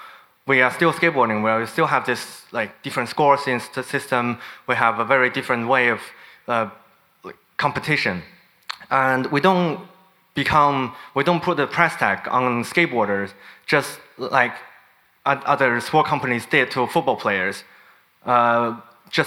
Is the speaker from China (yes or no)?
yes; China; I'm from China.